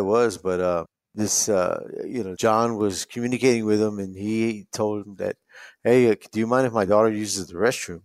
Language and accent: English; San Antonio, Texas, United States; I was born in San Antonio